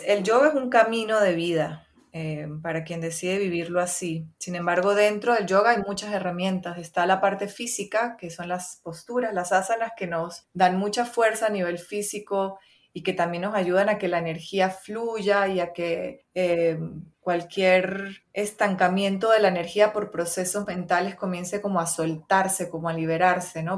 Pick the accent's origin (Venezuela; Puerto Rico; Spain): Venezuela; yo soy venezolana, ¿verdad? Crecí en Venezuela